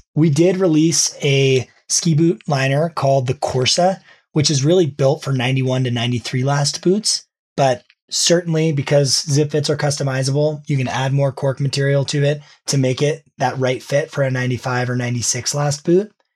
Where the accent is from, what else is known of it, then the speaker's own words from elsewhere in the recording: New Hampshire, United States; I grew up in New Hampshire